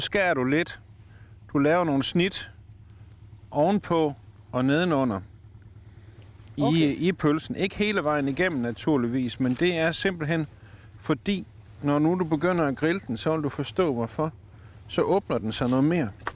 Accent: South Jutland, Southern Denmark, Denmark; moved away; Jeg kommer ned fra Sønderjylland jo, langt væk

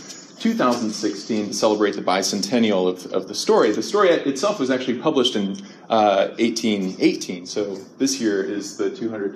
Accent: Ohio, United States; now in Central California, United States; I grew up in Ohio

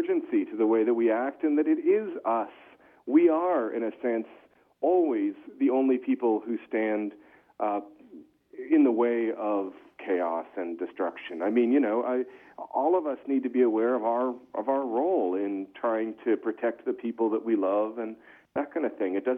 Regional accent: Stow, Massachusetts, United States; also born or lived in Acton, Massachusetts; the towns I grew up in Stowe, Massachusetts, Acton, Massachusetts

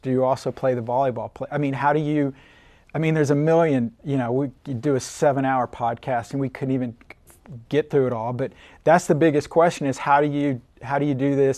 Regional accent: Oklahoma City, Oklahoma, United States; also born or lived in Yukon, Oklahoma / Odessa, Texas; I grew up in Oklahoma City, um, went to Yukon High School

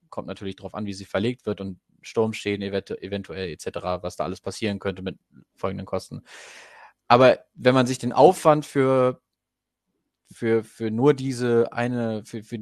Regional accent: Goslar, Lower Saxony, Germany; Ich komme ja ursprünglich aus Goslar und habe das dann relativ relativ schnell irgendwie durch lokale Nachrichten auch mitbekommen.

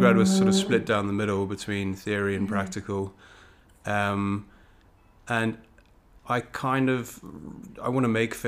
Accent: Cape Town, Western Cape, South Africa; moved away as an adult; now in United Kingdom; I'm originally from South Africa, from Cape Town. I've been living in the UK for about 11 years now.

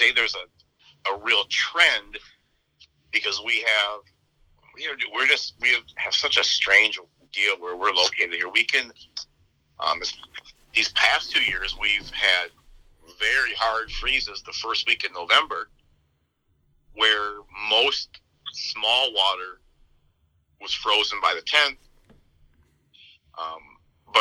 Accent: central/southern Minnesota, United States; moved away as an adult; now in South Dakota, United States; I'm only 3.5 hours away from my hometown

